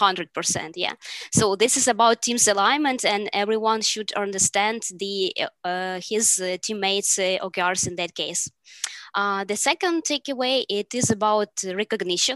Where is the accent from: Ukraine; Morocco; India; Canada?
Ukraine; I am product manager from Ukraine